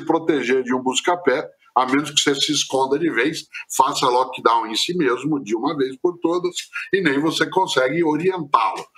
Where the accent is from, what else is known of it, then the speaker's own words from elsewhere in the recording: Londrina, Paraná, Brazil; eu sou caipira de Londrina, no norte do Paraná